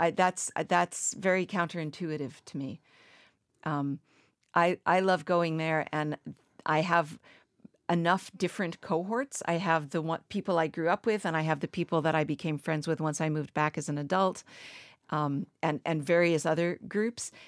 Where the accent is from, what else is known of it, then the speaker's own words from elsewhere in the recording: Martha's Vineyard, Massachusetts, United States; moved away as an adult; also born or lived in the American West; I was from Martha's Vineyard when I lived out west